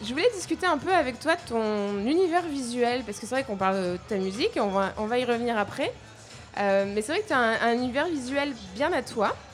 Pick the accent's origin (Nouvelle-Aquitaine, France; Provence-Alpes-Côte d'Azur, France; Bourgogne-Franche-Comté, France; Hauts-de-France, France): Hauts-de-France, France; Lille; Euh, pas loin de là je viens, parce que je viens de Lille, en France.